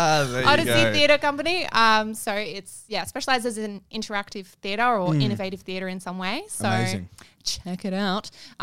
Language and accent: English; Taree, New South Wales, Australia; moved away as an adult; also born or lived in Wagga Wagga; now in Sydney, Australia; I come from a very upper class background. I'm from Taree.